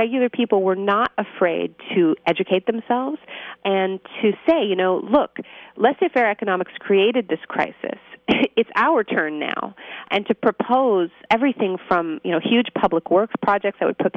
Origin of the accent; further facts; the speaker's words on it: Canada; I'm Canadian